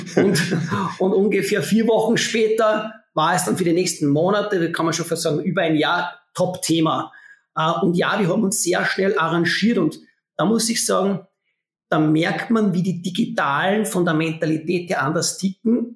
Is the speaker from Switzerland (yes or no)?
no; Austria; accent: Austrian dialect; ich bin Österreicher, man erkennt es meiner Stimme